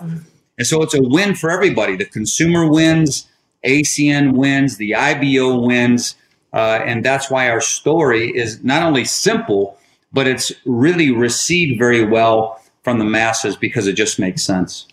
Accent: Detroit, Michigan, United States; moved away as an adult; now in Charlotte, United States; We moved from Detroit, where I grew up from, and uh, we now live in the Charlotte, North Carolina area

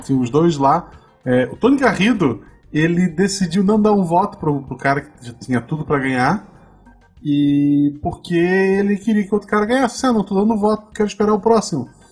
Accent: Florianópolis, Santa Catarina, Brazil; moved away; eu nasci em Floripa, eu só escolhi o interior

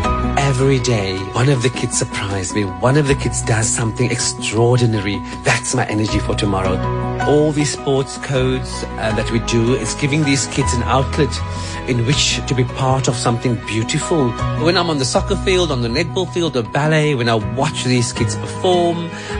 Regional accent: Cape Town, Western Cape, South Africa; I grew up in Lavendale

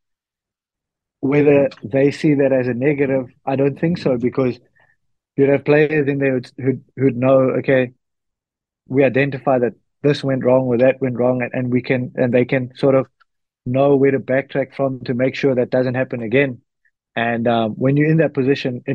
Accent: South Africa; moved away as an adult; now in La Rochelle, France; us as South African rugby supporters

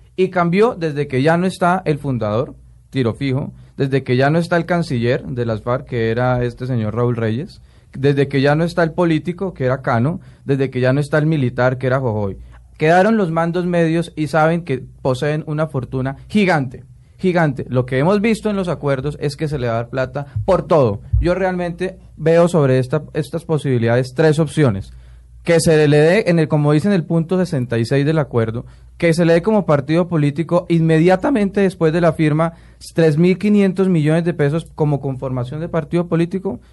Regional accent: Colombia; como colombiano

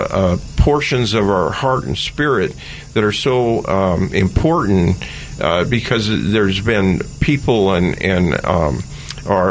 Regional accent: Oakland, California, United States; born or raised there

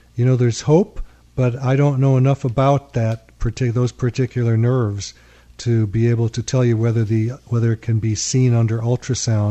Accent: Chicago, Illinois, United States; moved away; I come from Chicago, where he came from, and I was a lawyer

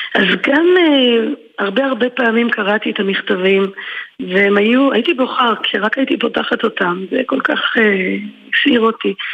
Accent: a housing estate beyond the Yarkon, Tel Aviv District, Israel; גדלתי בתוך כל הדבר הזה, ובתוך זה גם הטרגיות של שני מהגרים שהגיעו לכאן מגורשים מהעולמות הקודמים שלהם, ומנסים לבנות ביחד חיים בשיכון רחוק רחוק מעבר לירקון

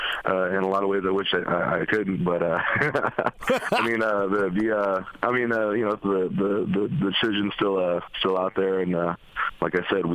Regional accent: West Coast, United States; I grew up on the West Coast.

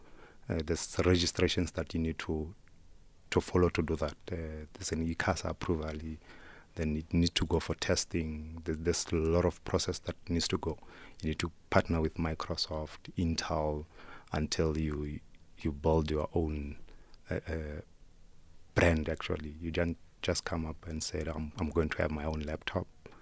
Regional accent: Soweto, Gauteng, South Africa; also born or lived in Makotopong; I grew up in Soweto, and there's a rural areas that I come from. I come from a rural area called Makotopong.

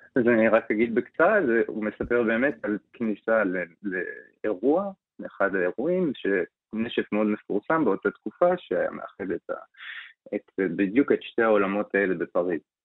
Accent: Israel; אנחנו חיים וגדלנו בתור ישראלים

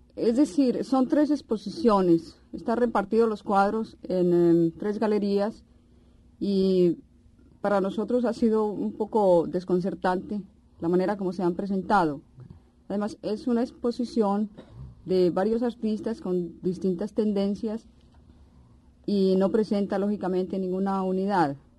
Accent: Pereira, Risaralda, Colombia; moved away; also born or lived in Cali; En Pereira, que en realidad es mi ciudad natal

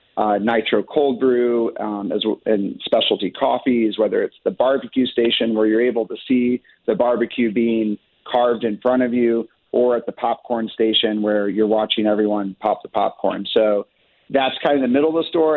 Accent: Sullivan, Missouri, United States; also born or lived in Chicago; I'm originally from Sullivan, Missouri. Grew up there

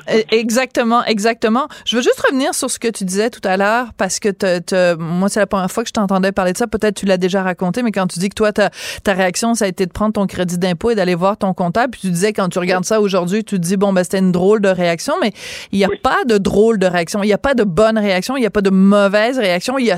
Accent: Montreal, Quebec, Canada; C'est fou que ce, soit, que ce soit chez nous à Montréal.

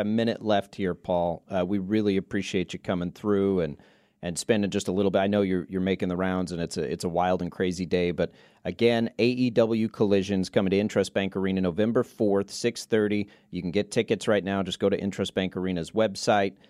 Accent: Texas Panhandle, United States; I grew up in the Panhandle of Texas

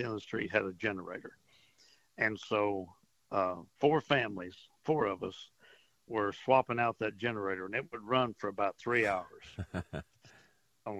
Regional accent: Port Arthur, Texas, United States; I grew up in Port Arthur, and I rode out a couple of storms over there

